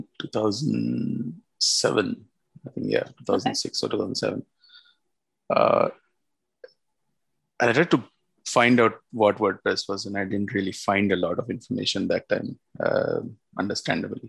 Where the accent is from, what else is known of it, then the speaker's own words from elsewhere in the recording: Mumbai, Maharashtra, India; moved away as an adult; now in Pune, India; And I was born in Pune, but I've lived all my life, my school, college, everything is in Mumbai.